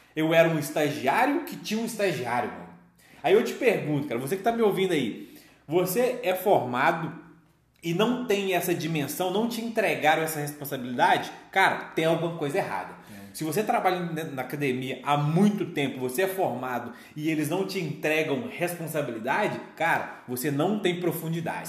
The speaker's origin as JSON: {"language": "Portuguese", "town": "Belo Horizonte", "region": "Minas Gerais", "country": "Brazil", "said": "a gente é, é daqui de, de Minas, de, de BH"}